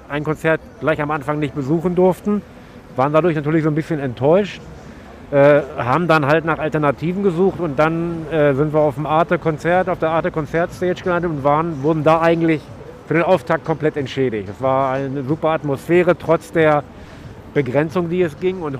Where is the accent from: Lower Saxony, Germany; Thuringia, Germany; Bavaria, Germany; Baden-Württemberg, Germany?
Lower Saxony, Germany; ich komme aus Niedersachsen, äh, Landkreis Peine zwischen Braunschweig und Hannover.